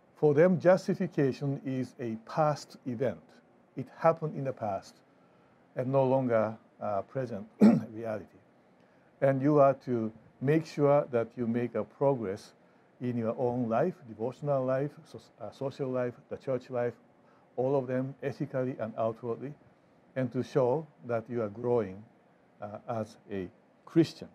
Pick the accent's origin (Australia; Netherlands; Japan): Japan; now in Fort Wayne, United States; I grew up in Japan